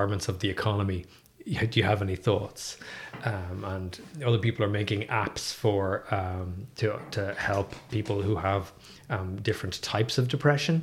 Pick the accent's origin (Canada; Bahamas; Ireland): Ireland; Dublin, Leinster; moved away as an adult; also born or lived in Galway / New York; now in Limerick, Ireland; I'm from Dublin, and I went to Trinity College